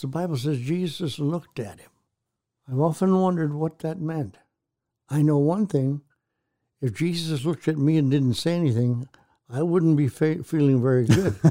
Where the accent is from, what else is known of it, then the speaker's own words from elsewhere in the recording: Canada; I'm a kid from Canada, raised in a town of one hundred twenty-five people.